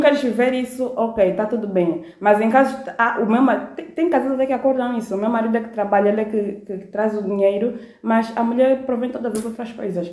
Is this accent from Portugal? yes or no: no; Malanje, Angola; moved away as an adult; sou de Malança, abandonei a minha aldeia, meu povo